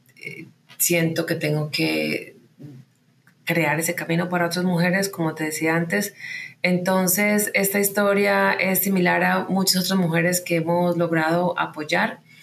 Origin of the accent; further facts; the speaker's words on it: Medellín, Antioquia, Colombia; moved away as an adult; also born or lived in United States; Yo nací y crecí en Medellín